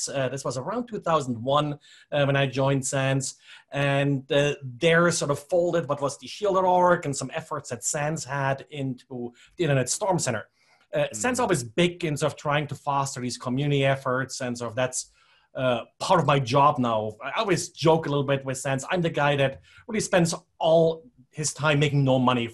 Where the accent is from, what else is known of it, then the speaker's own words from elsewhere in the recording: Germany; moved away as an adult; now in United States; I grew up in Germany originally, came to the United States like 30 years ago or something like that.